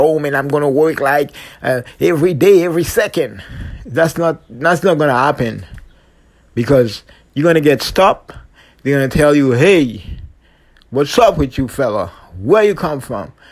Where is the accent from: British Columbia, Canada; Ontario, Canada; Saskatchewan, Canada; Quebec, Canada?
Quebec, Canada; Longueuil; I'm from the Quebec City, Montreal, especially Longueuil Beach, South Shore Posse